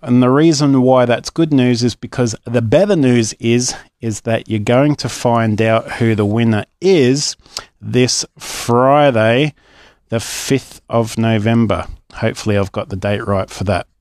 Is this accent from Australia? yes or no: yes; Australia